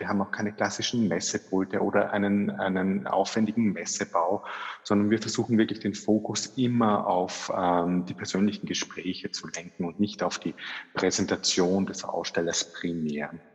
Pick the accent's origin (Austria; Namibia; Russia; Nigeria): Austria; also born or lived in Vienna; bei uns in Österreich